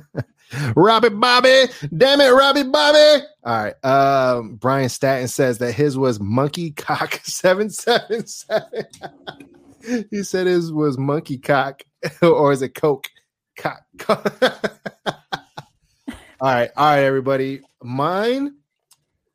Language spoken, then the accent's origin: English; Fairfield, United States; I grew up in Fairfield